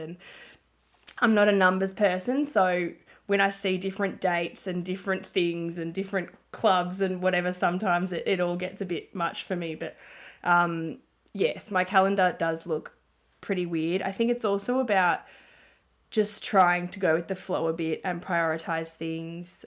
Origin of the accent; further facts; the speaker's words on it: Melbourne, Victoria, Australia; also born or lived in Ballarat; I grew up in Melbourne and my family and friends are here